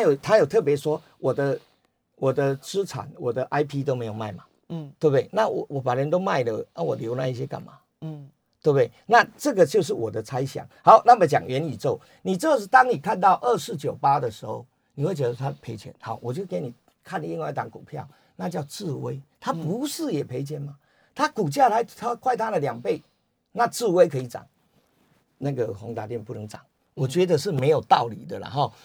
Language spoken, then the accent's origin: Chinese; Taiwan; 我们台湾人